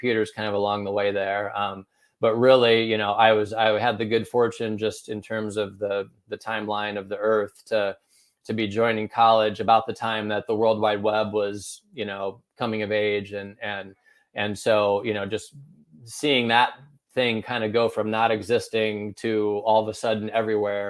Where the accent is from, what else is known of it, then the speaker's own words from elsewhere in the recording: Northern Indiana, United States; also born or lived in Chicago; now in Indianapolis, United States; I was born and raised in Northern Indiana